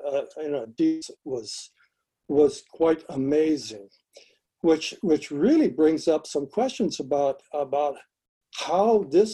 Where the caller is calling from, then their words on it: Los Angeles, California, United States; I'm speaking from Los Angeles.